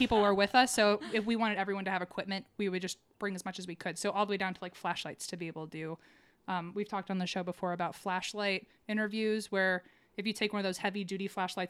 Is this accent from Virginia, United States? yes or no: yes; Virginia, United States; moved away; I'm from Virginia, so I miss like southern things.